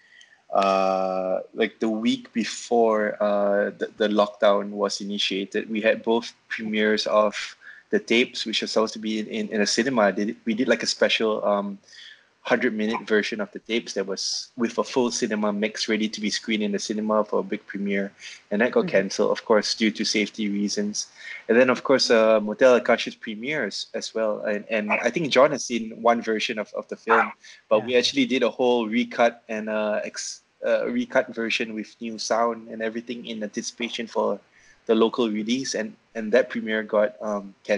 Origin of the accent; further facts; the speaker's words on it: Malaysia; moved away as an adult; now in Manila, Philippines; I'm originally from Malaysia, but I spent my entire almost my entire adult life here in Manila